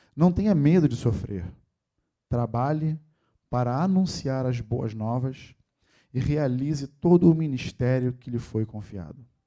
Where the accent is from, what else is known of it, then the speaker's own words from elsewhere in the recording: Rio de Janeiro, Brazil; Nascido e criado na Tijuca